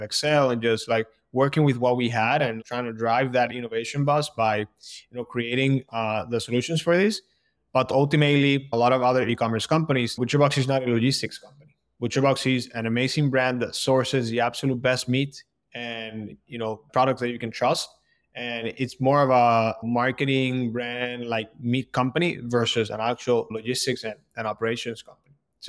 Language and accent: English; Colombia; moved away as an adult; now in Boston, United States; So background, born and raised in Colombia. And then I moved to Boston about 10 years ago, where I went to school.